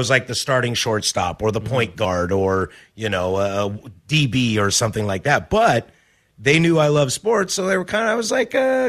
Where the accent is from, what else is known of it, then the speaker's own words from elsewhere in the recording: Vancouver, Washington, United States; also born or lived in Spokane, Washington / Pullman, Washington / Seattle, Washington; I was born in Spokane, grew up in Vancouver, went to Wazoo, lived in Seattle.